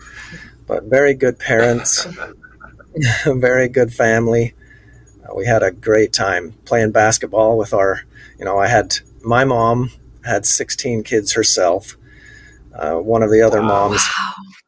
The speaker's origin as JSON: {"language": "English", "town": "Sandy", "region": "Utah", "country": "United States", "tie": "born or raised there", "also_born_or_lived": "Hildale, Utah", "said": "I was born in Hilldale, Utah, but my parents lived in Sandy, Utah"}